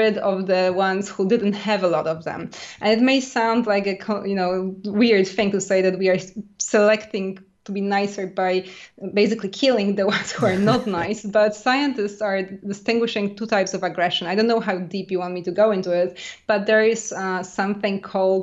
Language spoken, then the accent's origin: English; Poland; now in France; I grew up in a very small village in middle of Poland